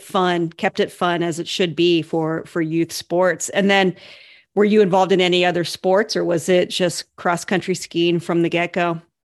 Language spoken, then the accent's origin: English; Ohio, United States; I grew up in Ohio